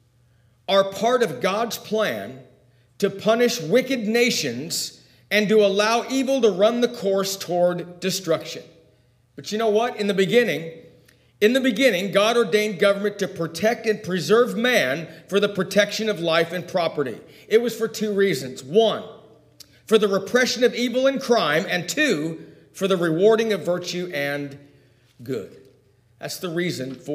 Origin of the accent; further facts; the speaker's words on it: United States; I do enjoy being an American